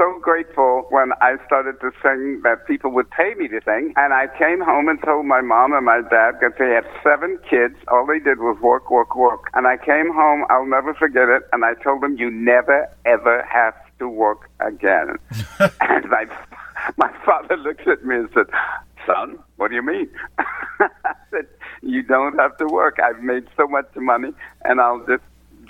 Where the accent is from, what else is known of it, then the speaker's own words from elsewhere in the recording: San Francisco, California, United States; also born or lived in Texas / England / Germany; I was raised in San Francisco